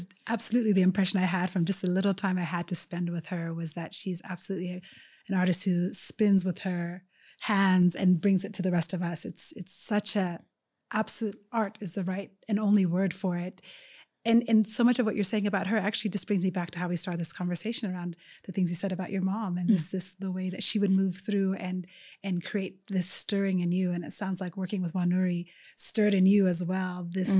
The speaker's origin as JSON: {"language": "English", "country": "Ethiopia", "said": "even as an Ethiopian, I, you know, I didn't grow up in Kenya, but I grew up in Ethiopian churches"}